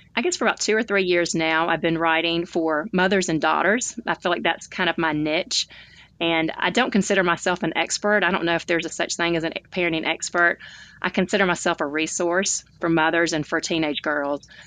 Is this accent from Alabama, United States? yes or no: yes; Tuscaloosa, Alabama, United States; now in Birmingham, United States; I grew up in Tuscaloosa, Alabama, which is a college town